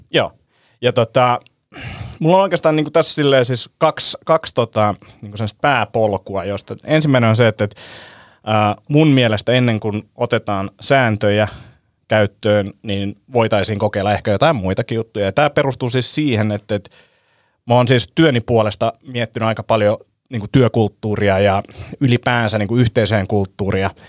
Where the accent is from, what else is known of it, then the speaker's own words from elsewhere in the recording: Helsinki, Uusimaa, Finland; me ollaan niin urpoja stadilaisia